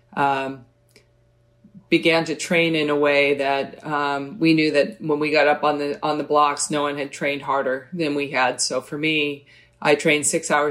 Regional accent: Oakland, California, United States; I grew up in Oakland

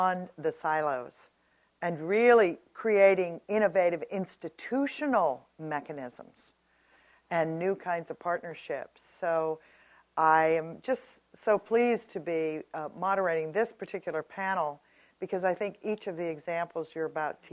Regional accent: California, United States; I was a girl growing up in California

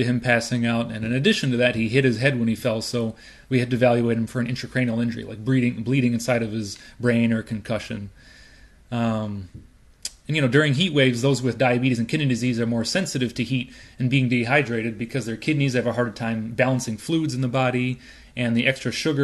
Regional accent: Chicago, Illinois, United States; moved away as an adult; also born or lived in Urbana, Illinois; now in San Francisco, United States; I grew up in Hyde Park, right here in the South Side

